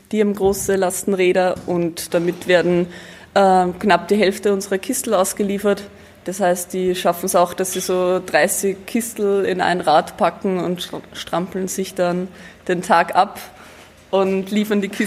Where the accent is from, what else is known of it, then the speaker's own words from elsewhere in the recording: Lower Austria, Austria; Eigentlich beide nicht. Ich bin aus dem Mostviertel